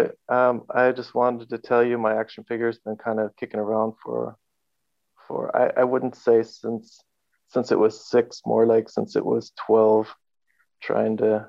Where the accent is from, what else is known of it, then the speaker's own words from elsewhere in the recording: Carlsbad, California, United States; moved away as an adult; also born or lived in Oceanside, California; now in Germany; I was born and spent a lot of time in Carlsbad.